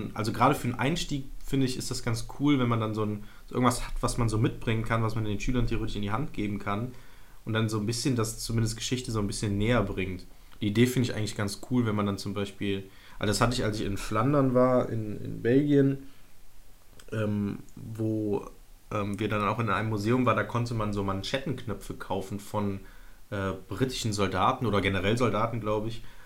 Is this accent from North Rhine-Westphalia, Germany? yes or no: yes; Mönchengladbach, North Rhine-Westphalia, Germany; als, als Rheinländer, Niederrheiner